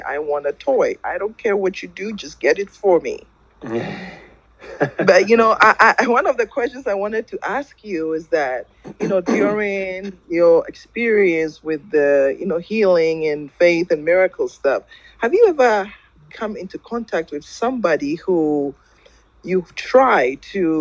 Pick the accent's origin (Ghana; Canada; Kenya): Ghana; now in United States; I am in the U.S., but I'm originally from Ghana